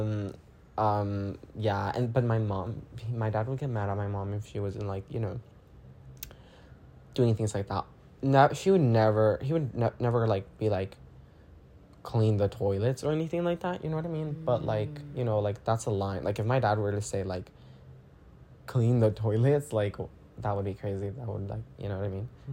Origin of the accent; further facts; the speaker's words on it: Guatemala; I'm from Guatemala